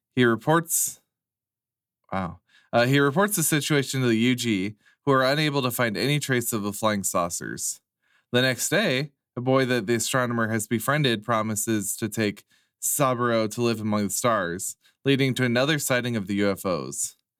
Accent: United States

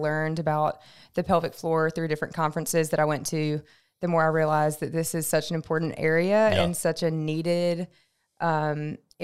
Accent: Memphis, Tennessee, United States; also born or lived in Mississippi; I'm from Memphis, Tennessee.

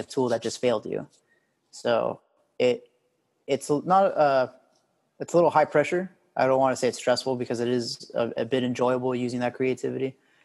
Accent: California, United States; moved away as an adult; now in Oklahoma, United States; Growing up in California

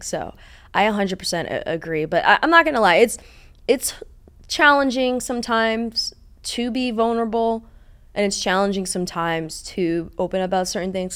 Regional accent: East Coast, United States; now in Los Angeles, United States; I'm from the East Coast

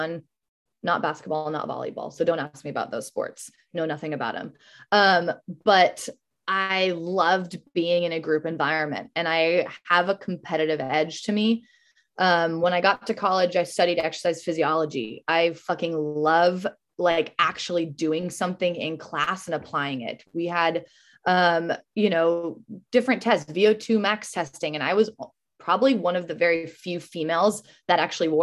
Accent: Montana, United States; moved away as an adult; also born or lived in Savannah, Georgia; now in Bay Area, United States; That's my home state

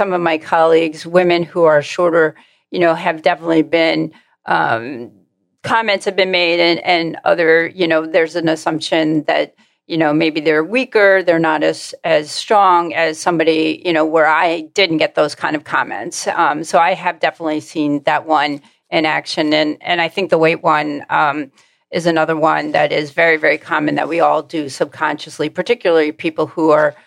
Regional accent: Long Island, New York, United States; I grew up on Long Island

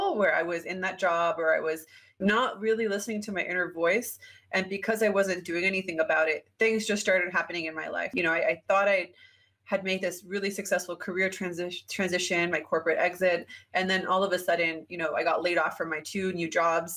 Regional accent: Canada; moved away as an adult; I'm Canadian

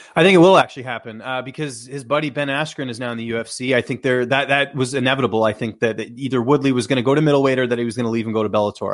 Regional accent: Canada; as a Canadian

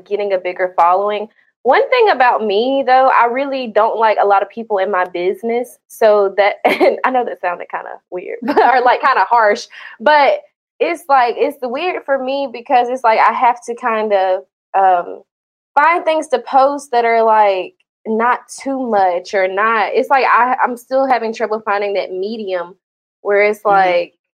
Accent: Georgia, United States; now in Florida, United States; Because I'm from Georgia, so I literally moved like straight from Florida. Straight from Georgia to Florida

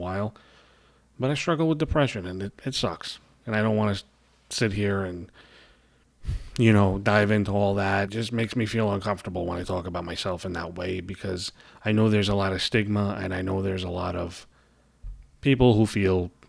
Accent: New York City, New York, United States; accent: New York; you hear my accent, you know I live in New York. I live in Brooklyn, New York

